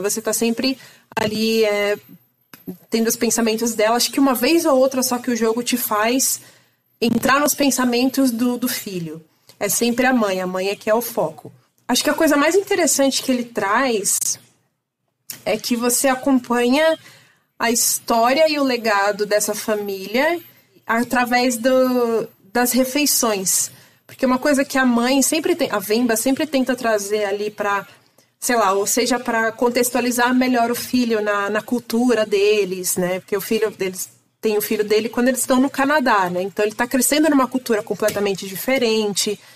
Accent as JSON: {"language": "Portuguese", "region": "São Paulo", "country": "Brazil", "tie": "born or raised there", "also_born_or_lived": "Ceará", "said": "eu nasci no Ceará e eu vim para São Paulo com um ano de idade"}